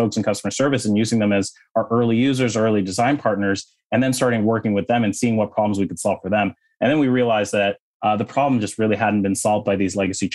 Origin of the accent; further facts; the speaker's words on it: Toronto, Ontario, Canada; moved away; also born or lived in Silicon Valley; I was born and raised in Toronto, in Canada